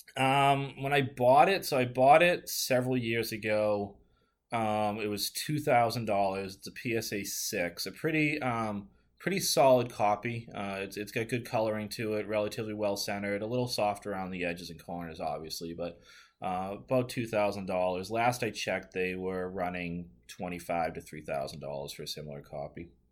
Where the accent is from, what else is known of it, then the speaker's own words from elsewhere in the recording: Northeast, United States; growing up in the Northeast